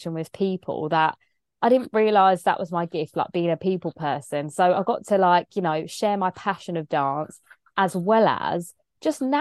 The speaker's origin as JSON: {"language": "English", "area": "Kent", "region": "South East England", "country": "United Kingdom", "tie": "born or raised there", "accent": "English", "said": "growing up in Kent in England, very predominantly white area"}